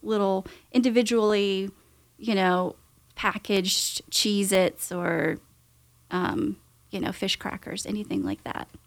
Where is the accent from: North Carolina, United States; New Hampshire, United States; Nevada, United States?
North Carolina, United States; Winston-Salem; I'm actually from the Winston area